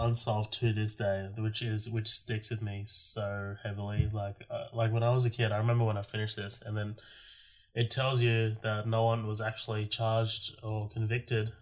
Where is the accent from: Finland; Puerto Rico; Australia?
Australia; I'm an Australian